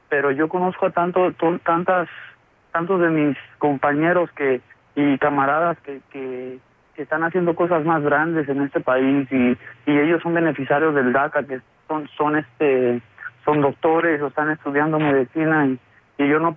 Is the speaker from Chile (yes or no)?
no; Mexico; now in Chicago, United States; antes yo pensaba muy diferente y yo mexicano y, quería regresar a mi tierra, pero ah, después ya como están las cosas allá, no, mucha de mi familia ya vive acá